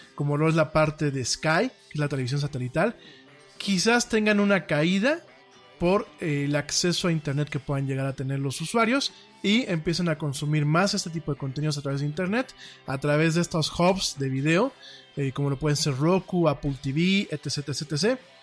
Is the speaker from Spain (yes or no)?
no; Mexico; como mexicano